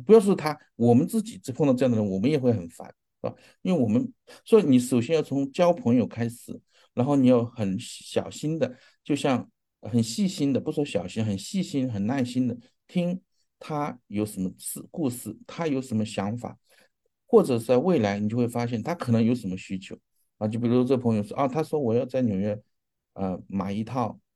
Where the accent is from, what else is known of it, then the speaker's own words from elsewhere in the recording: China; 我们中国人